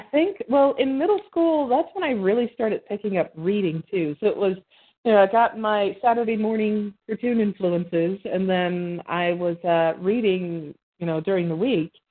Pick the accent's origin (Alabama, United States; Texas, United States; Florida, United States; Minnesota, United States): Alabama, United States; Birmingham; I was born and raised in Birmingham, Alabama.